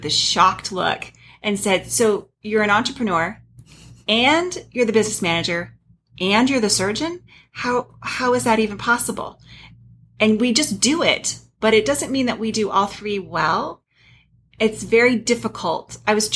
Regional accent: Flagstaff, Arizona, United States; also born or lived in Birmingham, Alabama / Phoenix, Arizona; I grew up in Flagstaff, and I went to Northern Arizona University

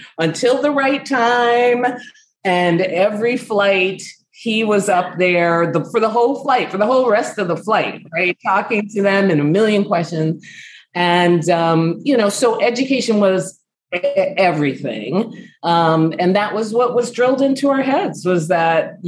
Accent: New York City, New York, United States; moved away; also born or lived in Chicago; I grew up in the Bronx and born and raised.

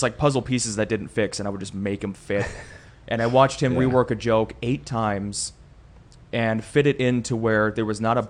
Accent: Peshtigo / Oconto Falls, Wisconsin, United States; also born or lived in Marinette, Wisconsin / Whitewater, Wisconsin; now in Appleton, United States; And I moved from Pesh to go.

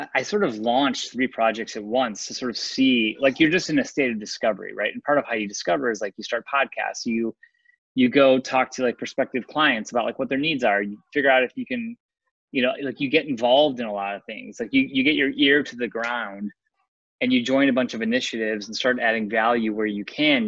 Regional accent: Chicago, Illinois, United States; I'm from Chicago, went to school in Chicago

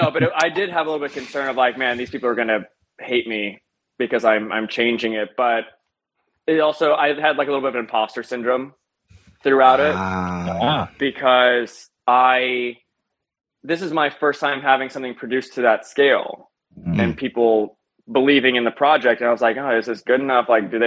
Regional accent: Midwest, United States; It took a lot of time to adjusting to that because I'm from the Midwest.

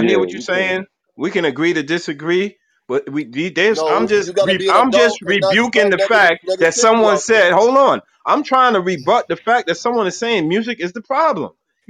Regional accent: Brooklyn, New York, United States; I was raised on that too. I'm from Brooklyn, New York. I'm raised on all of that.

